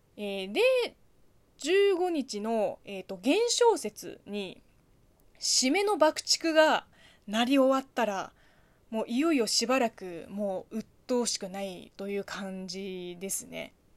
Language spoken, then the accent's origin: Japanese; China; Japanese is a second language; moved away; うちの地元は絶対にないとは言い切れないけど、うちはやらないですね